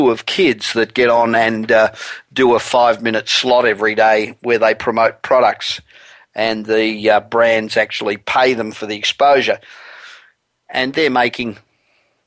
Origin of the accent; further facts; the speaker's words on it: Australia; moved away as an adult; now in Los Angeles, United States; I'm originally Australian. I've been living in Los Angeles for 27 years, but the accent does not ever seem to want to go away